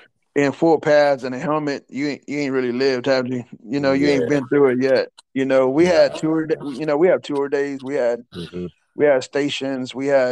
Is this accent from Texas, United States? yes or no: yes; Texas, United States; Well, you know, Texas is a little bit different, man. Texas football got a rich, rich history, man.